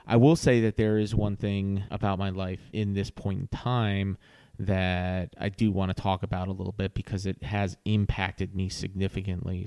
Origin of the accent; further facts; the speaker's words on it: Virginia Beach, Virginia, United States; also born or lived in Norfolk, Virginia; now in Raleigh-Durham, United States; I grew up in Virginia Beach